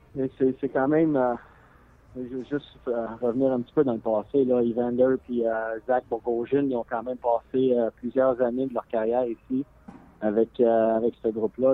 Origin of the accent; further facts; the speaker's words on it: Montreal, Quebec, Canada; moved away; je suis de Montréal